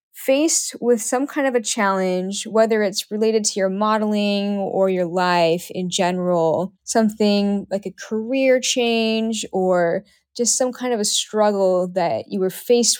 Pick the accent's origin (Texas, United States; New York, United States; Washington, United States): Washington, United States; Seattle; because I'm also from Seattle